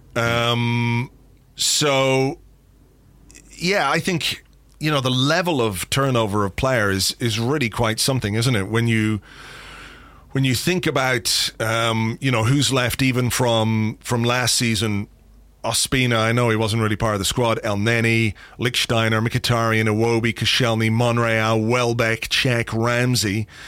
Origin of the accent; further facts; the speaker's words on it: Ireland; I'm an Irishman